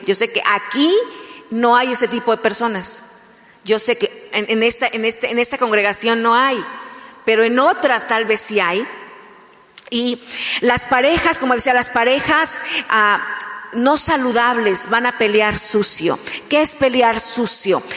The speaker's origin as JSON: {"language": "Spanish", "country": "Mexico", "first_language": "Spanish", "said": "yo soy mexicana"}